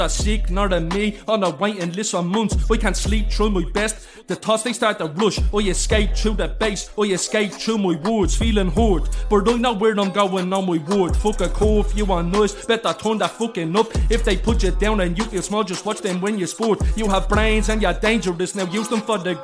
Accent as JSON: {"language": "English", "town": "Dublin", "region": "Leinster", "country": "Ireland", "tie": "born or raised there", "said": "I grew up in O'Devany Gardens"}